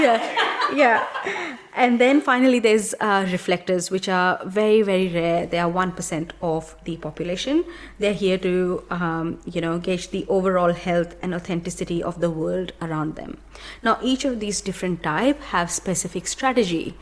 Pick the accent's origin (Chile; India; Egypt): India; moved away; grew up in India